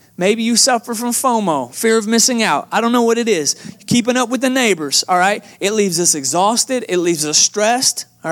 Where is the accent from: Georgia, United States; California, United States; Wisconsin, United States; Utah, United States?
Georgia, United States; Atlanta; moved away as an adult; now in Texas, United States; I'm originally from Atlanta, Georgia